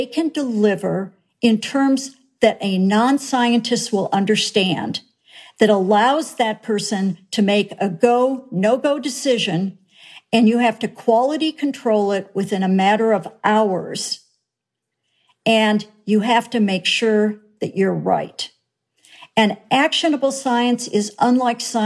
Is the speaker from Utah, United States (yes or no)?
no; Minnesota, United States; I grew up in Minnesota